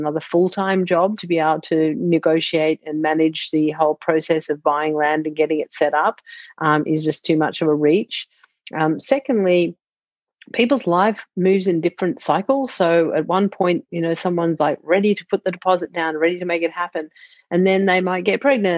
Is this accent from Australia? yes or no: yes; Melbourne, Victoria, Australia; moved away as an adult; now in Sausalito, United States; I'm from Melbourne originally, and now I live in Sausalito, California, which is just north of San Francisco